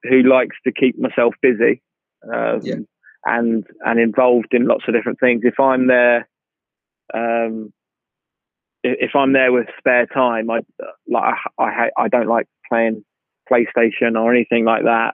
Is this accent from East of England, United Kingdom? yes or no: yes; Knebworth, East of England, United Kingdom; also born or lived in Dorset / Manchester / Cambridge; I lived in Nebworth, which is right by Stevenage